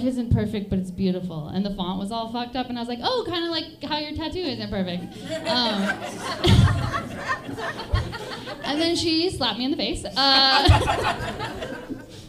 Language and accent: English; Bayfield, Wisconsin, United States; moved away; I'm from a very small town in Wisconsin. It's called Bayfield, Wisconsin.